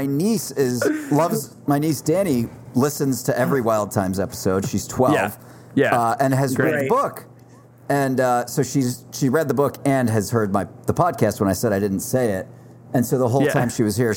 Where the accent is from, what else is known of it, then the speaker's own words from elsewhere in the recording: East Coast, United States; now in Los Angeles, United States; I grew up on the East Coast